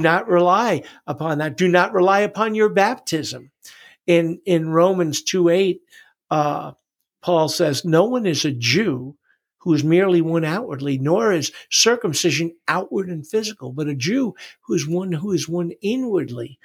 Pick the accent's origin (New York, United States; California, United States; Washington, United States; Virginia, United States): New York, United States; New York City; also born or lived in Long Island; I was born in New York City